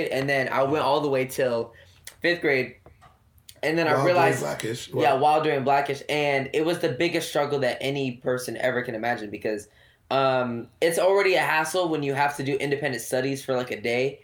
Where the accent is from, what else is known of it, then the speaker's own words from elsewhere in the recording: Oxnard, California, United States; now in Los Angeles, United States; Oxnard will always be, you know, like where I'm from